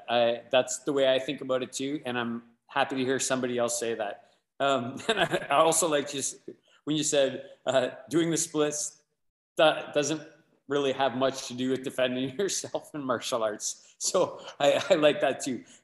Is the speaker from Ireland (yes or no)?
no; Windsor, Ontario, Canada; I'm from Windsor.